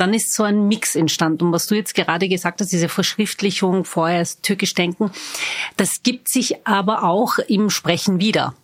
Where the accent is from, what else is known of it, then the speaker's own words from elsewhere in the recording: Vienna, Austria; Ich bin waschechte Wienerin